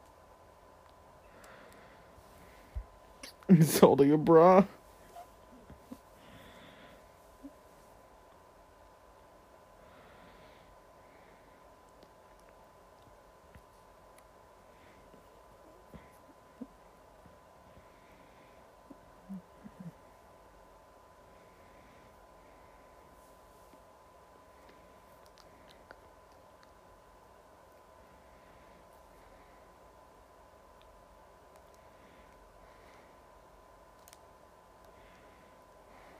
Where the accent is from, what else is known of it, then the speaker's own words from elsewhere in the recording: England, United Kingdom; I'm not American, but, like, in England, the only thing we had at secondary school was prom.